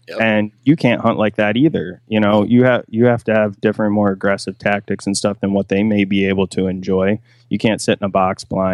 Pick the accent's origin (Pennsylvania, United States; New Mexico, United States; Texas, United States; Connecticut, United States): Pennsylvania, United States; I'm from South Central Pennsylvania.